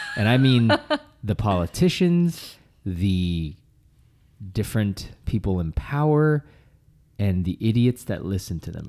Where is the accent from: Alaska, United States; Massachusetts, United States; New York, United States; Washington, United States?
Massachusetts, United States; Boston; moved away; every Thanksgiving, I would go back home to my hometown